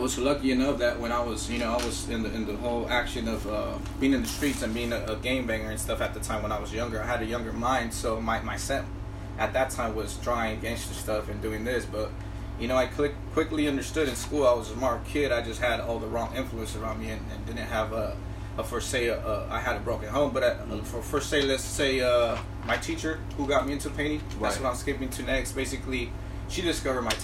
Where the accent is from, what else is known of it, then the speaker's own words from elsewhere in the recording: San Diego, California, United States; also born or lived in Mexico; now in Oceanside, United States; I grew up in the East Side, so since growing up in a gang environment